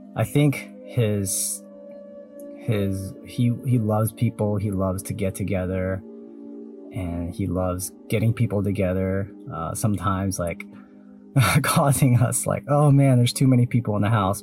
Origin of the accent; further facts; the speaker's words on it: Taiwan; I was born in Taiwan